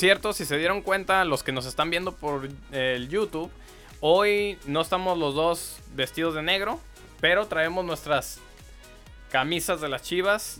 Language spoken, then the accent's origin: Spanish; Guadalajara, Jalisco, Mexico; yo soy de Guadalajara